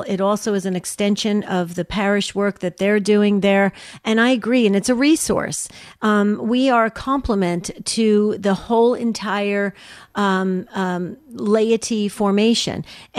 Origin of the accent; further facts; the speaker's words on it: New Jersey, United States; I was born and raised in New Jersey